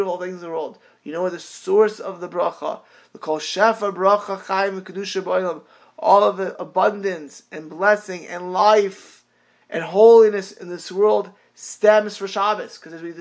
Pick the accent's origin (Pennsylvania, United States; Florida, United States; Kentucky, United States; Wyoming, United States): Florida, United States; South; South Florida, my hometown